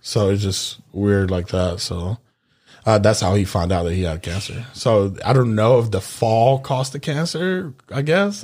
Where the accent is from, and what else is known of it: Memphis, Tennessee, United States; born or raised there; moved away as an adult; also born or lived in Honduras; now in Florida, United States